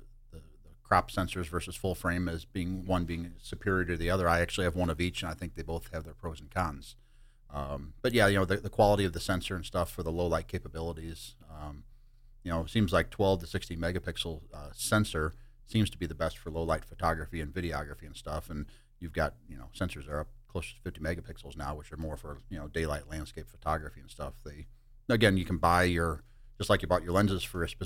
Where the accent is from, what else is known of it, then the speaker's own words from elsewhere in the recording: St. Louis, Missouri, United States; I grew up in St. Louis